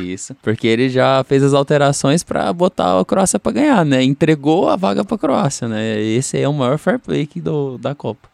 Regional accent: Brazil; como brasileiro

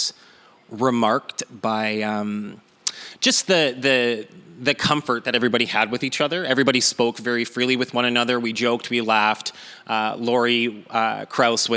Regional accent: Kenora, Ontario, Canada; moved away as an adult; now in Winnipeg, Canada; born and raised in Kenora, Ontario

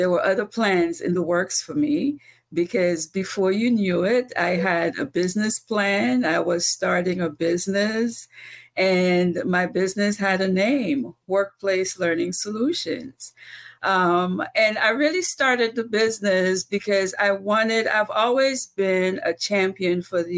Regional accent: Antigua & Barbuda; moved away; I'm from Antigua. And when I was growing up, I used to introduce myself as the girl from Antigua

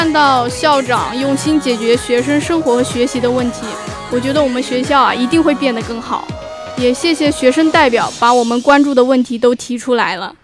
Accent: Anhui, China; moved away as an adult; now in Zhanjiang, China; 我是从安徽过来的

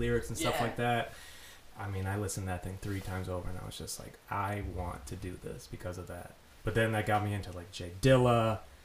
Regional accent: Fort Myers, Florida, United States; also born or lived in Minnesota; I'm a Fort Myers guy through and through.

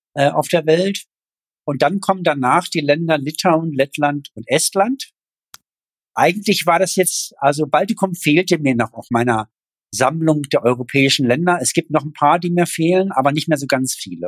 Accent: East Germany, Germany; als Ossi

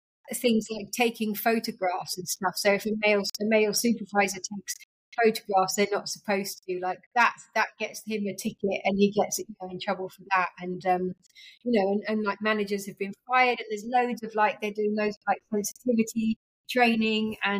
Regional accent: United Kingdom; as like a British woman

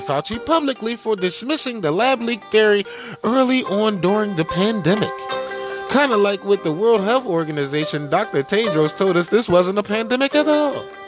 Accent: China; moved away

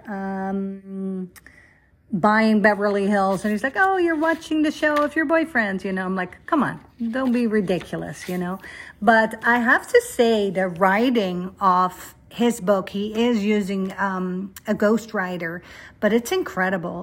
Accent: Netherlands; moved away; I grew up in Holland

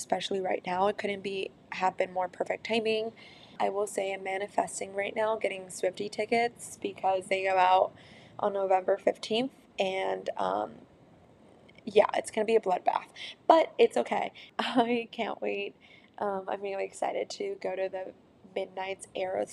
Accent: San Francisco, California, United States; my hometown of San Francisco

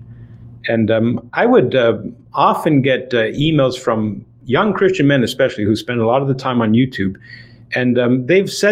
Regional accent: Toronto, Ontario, Canada; I was born and raised in Toronto, Ontario, Canada

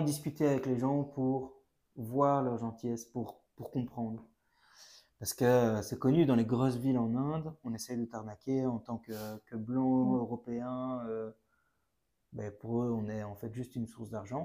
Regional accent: Brussels, Brussels-Capital Region, Belgium; j'ai 28 ans, je viens de Bruxelles

